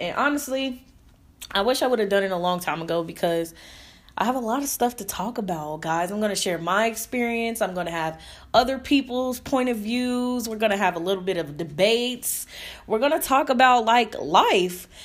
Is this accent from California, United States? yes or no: no; Indianapolis, Indiana, United States; moved away; I moved back to Indianapolis, Indiana, my hometown